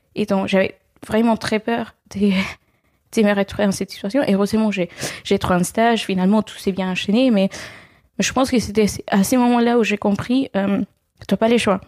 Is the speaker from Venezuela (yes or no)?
yes; Venezuela; French is a second language; moved away as an adult; also born or lived in Caracas; now in France; J'ai fait une grande partie de mes études euh, au Venezuela, mon pays d'origine